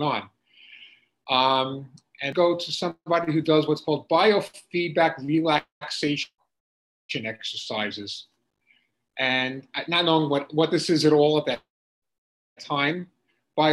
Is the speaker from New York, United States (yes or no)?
yes; Long Island, New York, United States; I grew up in Long Island, New York